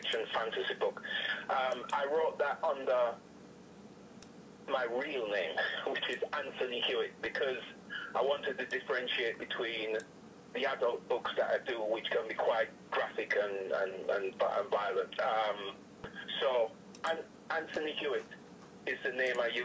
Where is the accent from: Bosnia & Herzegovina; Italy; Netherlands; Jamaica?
Jamaica; moved away; also born or lived in United Kingdom; I was born in the United Kingdom. Parents were in the UK for quite some time, about 25, 30 years, and they decided that they wanted to go home. So obviously I was young, so I left with them from the United Kingdom and back to Jamaica. So I went to primary school there, high school there, and college in Jamaica